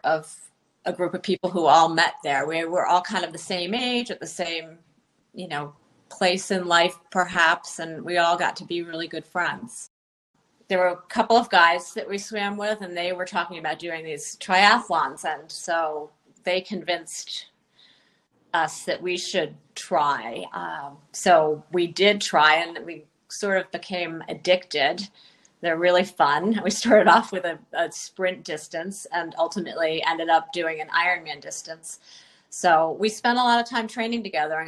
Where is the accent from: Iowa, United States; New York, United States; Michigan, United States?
New York, United States; Long Island; I grew up on Long Island